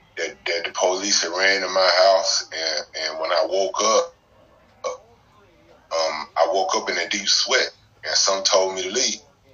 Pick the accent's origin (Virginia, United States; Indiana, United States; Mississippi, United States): Mississippi, United States; Jackson; moved away as an adult; now in Charlotte, United States; You know, I'm originally from Jackson, Mississippi. But I moved up here to Charlotte, North Carolina in 2005. I already had family that stayed up here when I moved up here.